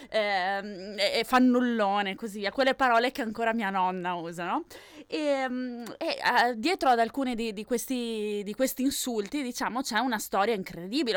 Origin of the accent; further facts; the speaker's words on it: Venice, Veneto, Italy; io sono di Venezia, comunque Fior. Oh. vicino Venezia